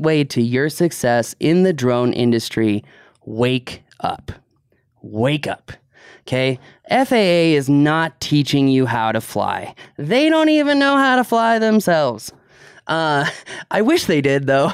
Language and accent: English; East Coast, United States; I grew up on the East Coast